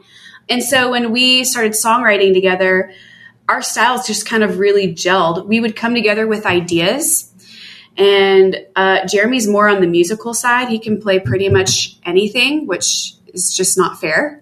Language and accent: English; Atlanta, Georgia, United States; I'm from Atlanta.